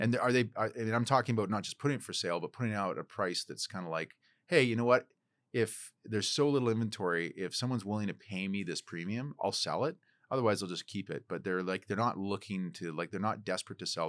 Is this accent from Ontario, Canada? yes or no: no; Port Alberni, British Columbia, Canada; now in Vancouver, Canada; my hometown of Port Alberni